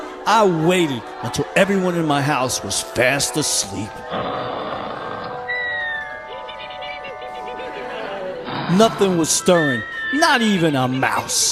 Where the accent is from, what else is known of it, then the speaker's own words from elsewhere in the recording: New York City, New York, United States; early childhood growing up in Brooklyn